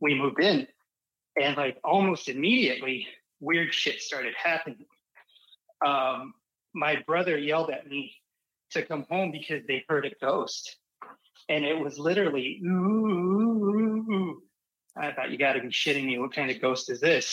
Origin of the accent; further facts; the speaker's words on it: Arizona, United States; I grew up in Arizona